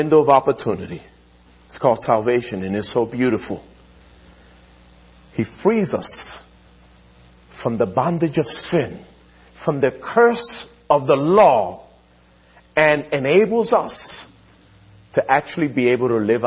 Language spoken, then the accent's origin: English; Philadelphia, Pennsylvania, United States; growing up in Philadelphia, my mom would often talk about the Scriptures.